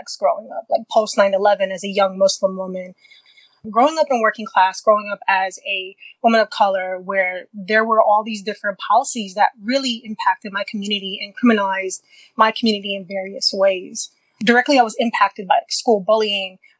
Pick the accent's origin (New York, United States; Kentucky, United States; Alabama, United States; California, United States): New York, United States; New York City; I grew up in Queens, New York